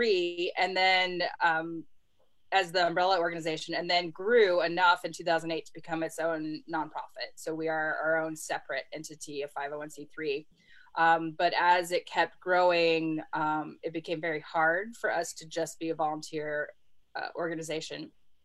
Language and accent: English; San Diego, California, United States; also born or lived in Los Angeles, United States / Georgia, United States / Minnesota, United States; now in Oxford, United States; I was born outside of Los Angeles, was raised mostly in San Diego, but lived all over the country. I lived in Georgia, Minnesota.